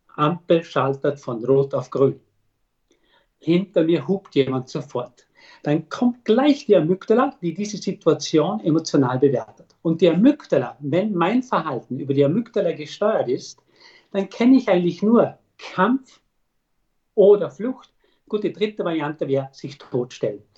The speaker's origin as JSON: {"language": "German", "country": "Austria", "said": "bei uns in Österreich"}